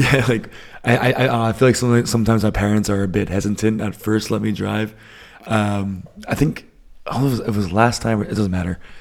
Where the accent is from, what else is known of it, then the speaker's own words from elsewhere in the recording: Northeast, United States; moved away as an adult; now in Germany; I grew up in the Northeast, so, uh, A lot of bagels, a lot of seafood